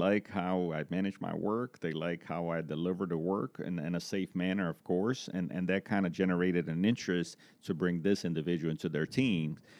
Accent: Brazil; moved away as an adult; also born or lived in Florida; now in Greensboro, United States; I'm originally from Brazil, um, from a small town in Brazil

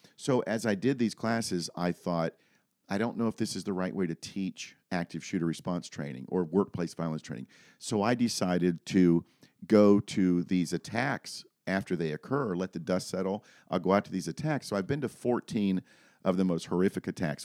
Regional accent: Daytona Beach, Florida, United States; moved away as an adult; now in Lynchburg, United States; born and raised in Daytona Beach, moved up here, uh, to Lynchburg, Virginia, uh, in two thousand seven

